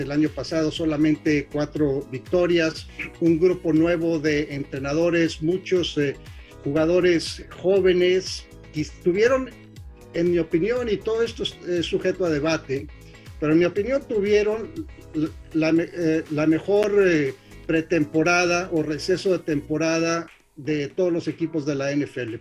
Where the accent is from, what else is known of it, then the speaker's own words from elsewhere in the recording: Torreón, Coahuila, Mexico; somos eh, paisanos de Torreón